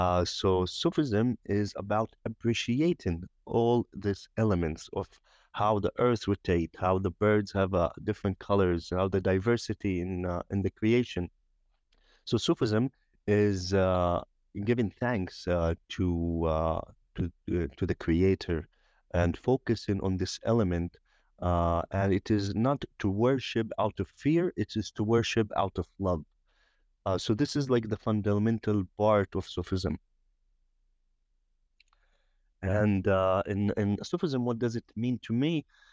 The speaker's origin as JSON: {"language": "English", "region": "Jerusalem", "country": "Palestine", "tie": "born or raised there", "said": "born and raised in the Old City of Jerusalem. Actually, my family immigrated from Bukhara in 1616, and we've been in the same house, same Sufi center since 1636."}